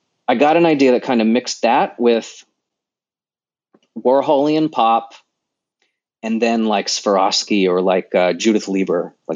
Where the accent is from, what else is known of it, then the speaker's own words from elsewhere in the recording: Sacramento, California, United States; now in Los Angeles, United States; I was born in Sacramento.